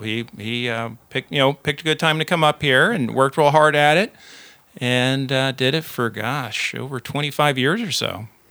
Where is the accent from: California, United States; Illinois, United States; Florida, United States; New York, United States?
Florida, United States; Central; also born or lived in Houston, Texas / San Antonio, Texas / Dayton, Ohio / Miami, Florida; I was born in Houston, also live in San Antonio, Dayton, Ohio, and then, uh, Miami. And that's when, uh, when I was just, uh, in pre-K, so probably four, four years old or so, he decided to quit N C R and come to Central Florida